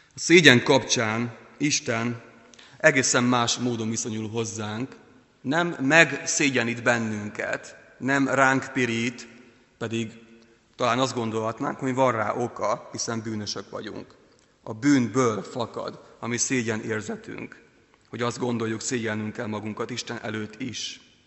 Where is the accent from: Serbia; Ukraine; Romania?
Ukraine; now in Hungary; Ukrajnában, ahol születtem